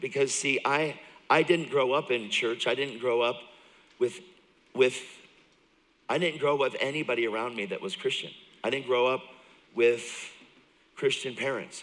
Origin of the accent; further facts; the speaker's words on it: York, Pennsylvania, United States; I grew up in York, Pennsylvania. So I'm from Pennsylvania. I am from. I'm from York.